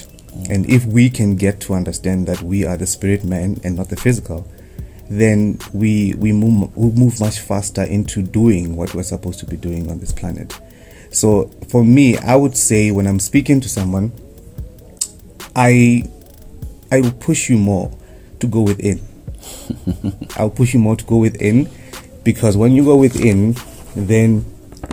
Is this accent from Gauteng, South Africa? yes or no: no; Vleifontein, Limpopo, South Africa; I come from Vleifontein, not Vleifontein.